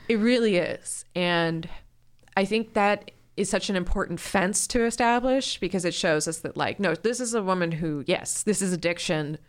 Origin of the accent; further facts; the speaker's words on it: Ohio, United States; I grew up in Ohio